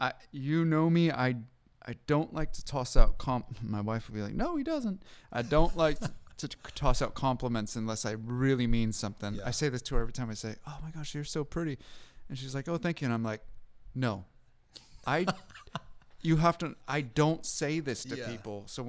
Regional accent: West Coast, United States; I grew up on the West Coast, and so I never heard of Chick-fil-A until I was 28.

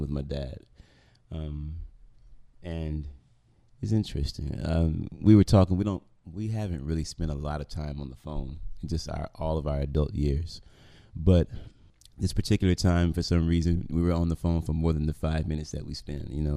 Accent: Memphis, Tennessee, United States; I grew up in South Memphis

